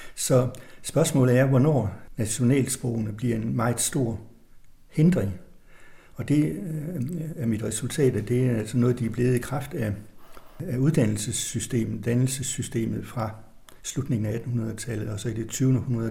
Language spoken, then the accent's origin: Danish; Tønder, Southern Denmark, Denmark; moved away as an adult; also born or lived in Bruges, Belgium; Så jeg er student fra Tønder